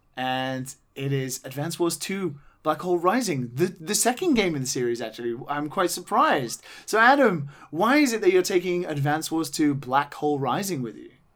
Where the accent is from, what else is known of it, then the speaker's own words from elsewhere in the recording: United Kingdom; being British